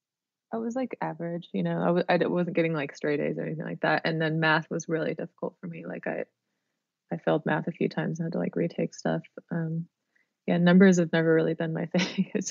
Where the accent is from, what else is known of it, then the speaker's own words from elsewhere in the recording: Sacramento, California, United States; We had this cool record store called Tower when I was growing up in Sacramento.